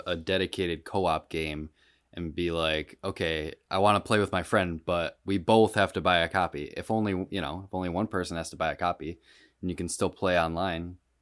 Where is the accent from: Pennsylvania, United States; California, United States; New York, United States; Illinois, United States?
New York, United States; Rochester; I'm from Rochester